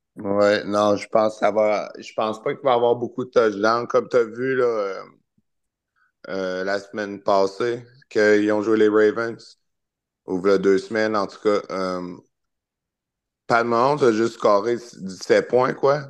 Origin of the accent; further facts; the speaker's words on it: Charny, Quebec, Canada; je viens de Charny